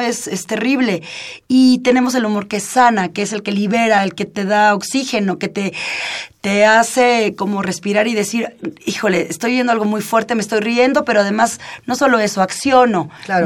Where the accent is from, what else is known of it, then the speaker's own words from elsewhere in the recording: Mexico; como mexicanas y como mexicanos